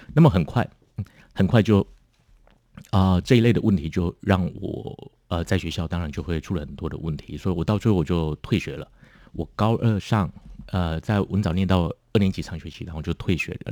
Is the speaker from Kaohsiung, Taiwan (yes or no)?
yes; Kaohsiung, Taiwan; also born or lived in United Kingdom; 我是在高雄长大